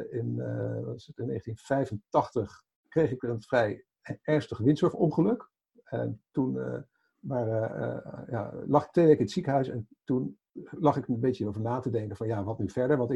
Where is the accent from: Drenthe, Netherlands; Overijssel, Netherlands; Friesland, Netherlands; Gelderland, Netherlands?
Overijssel, Netherlands; Haaksbergen; Kom uit Haaksbergen? Dat is eh, de nee, later waar ik ben geboren.